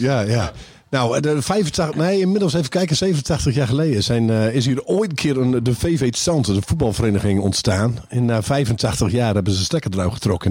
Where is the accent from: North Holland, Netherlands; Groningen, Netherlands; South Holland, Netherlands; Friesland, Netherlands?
Groningen, Netherlands; wij als Groningers